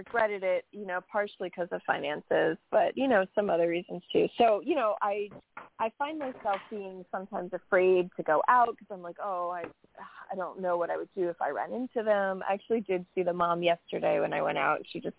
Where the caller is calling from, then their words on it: New York, United States; from New York.